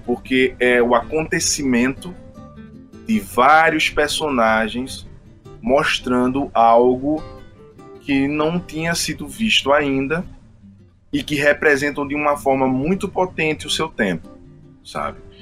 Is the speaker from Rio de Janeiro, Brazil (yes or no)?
no; Recife, Pernambuco, Brazil; com a minha cidade, com a minha cidade natal, Recife